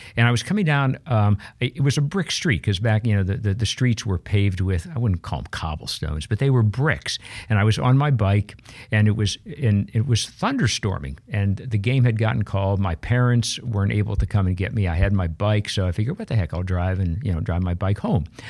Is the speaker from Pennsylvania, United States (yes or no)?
yes; Pittsburgh, Pennsylvania, United States; I grew up in Pittsburgh, Pennsylvania